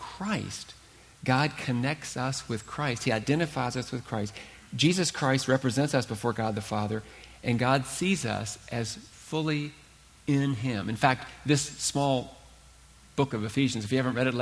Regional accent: Huntington, West Virginia, United States; I was born and raised in Huntington, West Virginia

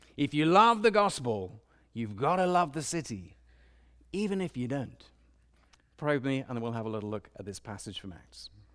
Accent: London, United Kingdom; now in Washington, D.C., United States; I grew up in London, a big city

